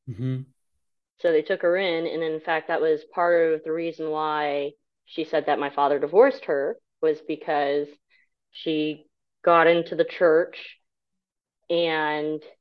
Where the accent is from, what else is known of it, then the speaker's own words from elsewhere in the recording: Japan; born there; So uh, I was born in Japan. I'm a military brat, so I am Asian, but I am not Japanese.